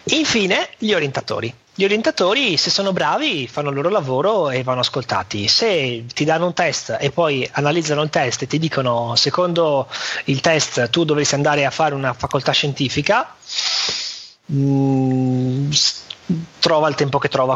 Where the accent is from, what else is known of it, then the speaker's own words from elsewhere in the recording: Venice, Veneto, Italy; un veneziano che è nato e cresciuto a Venezia